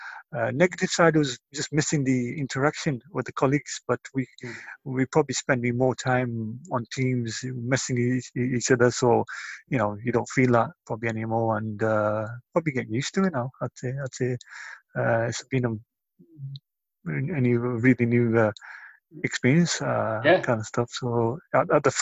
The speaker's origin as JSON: {"language": "English", "town": "Bolton", "region": "North West England", "country": "United Kingdom", "tie": "born or raised there", "said": "I'm from Bolton, Greater Manchester. I've lived in Bolton all my life, born and bred from Bolton."}